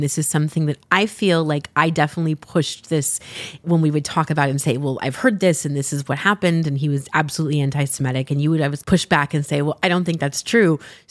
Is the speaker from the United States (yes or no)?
yes; Southern California, United States; moved away; we're both originally from Southern California.